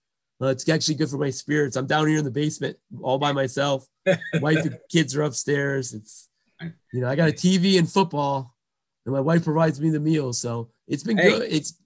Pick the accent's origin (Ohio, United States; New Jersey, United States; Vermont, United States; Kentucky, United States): Ohio, United States; Fremont; I grew up in Fremont, Ohio, and, you know, Charles Woodson's my hometown.